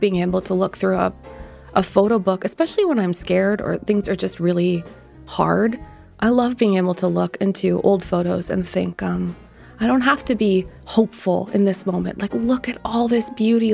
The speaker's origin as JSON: {"language": "English", "country": "Ecuador", "tie": "born or raised there", "moved": "yes", "said": "I come from outside, uh, this country, so I grew up in Ecuador."}